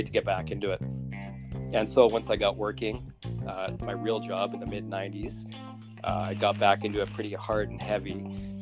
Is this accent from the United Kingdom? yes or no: no; Owen Sound, Ontario, Canada; moved away as an adult; also born or lived in Victoria, British Columbia; now in Comox Valley, Canada; I grew up in Southern Ontario. Just a small town called north of Toronto called Owen Sound